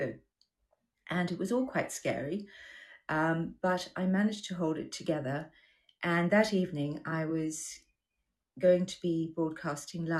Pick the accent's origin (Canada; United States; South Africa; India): South Africa; Durban, KwaZulu-Natal; accent: Australian; also born or lived in Australia; now in United Kingdom; I grew up in South Africa